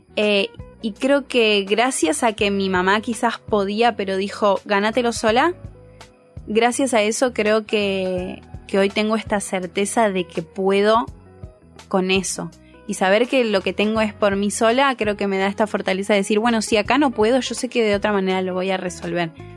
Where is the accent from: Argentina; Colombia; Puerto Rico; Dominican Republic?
Argentina; Pinamar, Buenos Aires Province; moved away; soy de Pinamar